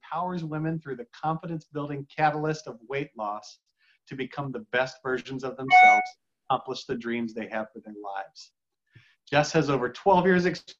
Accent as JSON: {"language": "English", "town": "Cleveland", "region": "Ohio", "country": "United States", "tie": "born or raised there", "said": "my dad managed apartments growing up in Cleveland, Ohio"}